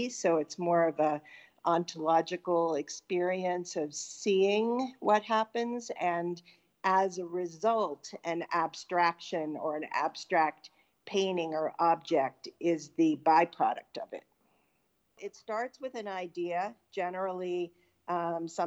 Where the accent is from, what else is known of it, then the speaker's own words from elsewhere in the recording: Pittsburgh, Pennsylvania, United States; now in Western Connecticut, United States; I grew up in Pittsburgh, Pennsylvania